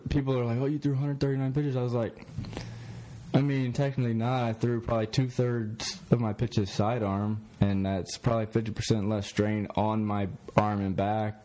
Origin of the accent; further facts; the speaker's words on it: Columbia, South Carolina, United States; now in Myrtle Beach, United States; I'm from the Columbia area. Didn't really like the Gamecocks growing up